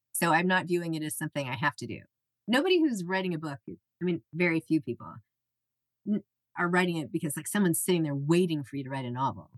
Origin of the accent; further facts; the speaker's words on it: New York City, New York, United States; I'm from New York City